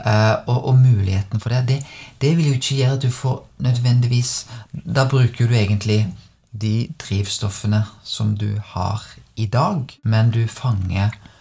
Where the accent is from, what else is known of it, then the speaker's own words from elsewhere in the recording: Bømlo, Vestland, Norway; jeg er født på Bømlo. Og, og når jeg var vokst opp